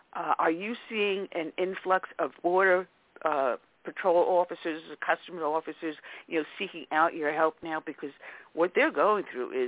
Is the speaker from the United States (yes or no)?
yes; Westbury, New York, United States; moved away; also born or lived in Brentwood, New York; we moved from Brentwood over into Westbury, and I graduated out of Westbury